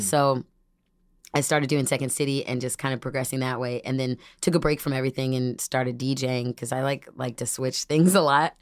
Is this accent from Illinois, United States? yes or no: yes; Dunlap, Illinois, United States; also born or lived in Peoria, Illinois; now in Chicago, United States; from Peoria, and then I actually, majority grew up in Dunlap